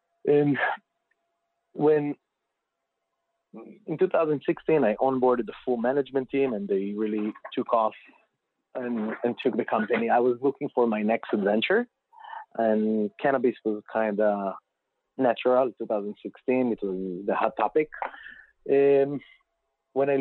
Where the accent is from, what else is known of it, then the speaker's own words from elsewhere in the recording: Israel; moved away as an adult; now in United States; I was born and raised in Israel, grew up there